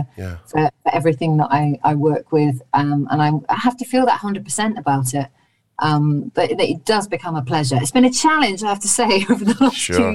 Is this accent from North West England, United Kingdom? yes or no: no; Gloucestershire, South West England, United Kingdom; I'm from Gloucestershire